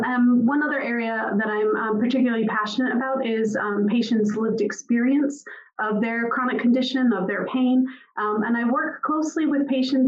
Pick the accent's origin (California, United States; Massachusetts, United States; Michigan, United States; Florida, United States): Massachusetts, United States; just outside of Boston; now in Aberdeen, United Kingdom; you can tell from my accent, I'm not native to Aberdeen. I was born just outside of Boston, Massachusetts.